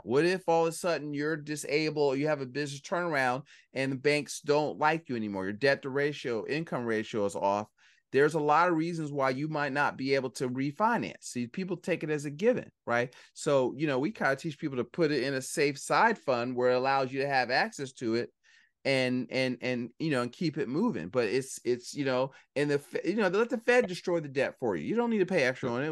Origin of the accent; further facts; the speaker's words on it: Philadelphia, Pennsylvania, United States; I'm from Philly